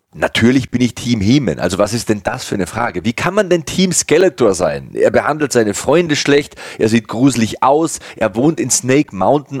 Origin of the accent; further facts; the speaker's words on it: Passau, Bavaria, Germany; in meiner Heimatstadt Passau